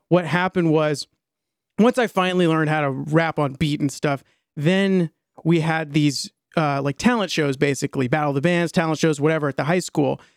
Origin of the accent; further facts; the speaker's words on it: Maryland, United States; I grew up in Maryland in a, like, about thirty, forty-five minutes outside of D C, north, uh, west of D C, um, in a suburb